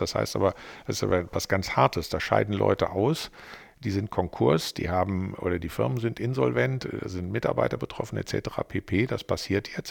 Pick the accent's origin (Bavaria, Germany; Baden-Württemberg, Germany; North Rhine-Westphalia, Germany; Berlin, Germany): North Rhine-Westphalia, Germany; moved away as an adult; now in Düsseldorf, Germany; eigentlich bin ich ja äh, äh Rheinländer mit westfälischen Wurzeln, weil ich ja mit, äh, wie alt war ich denn da, weiß ich nicht, 26, 27 hierher gekommen bin aus Westfalen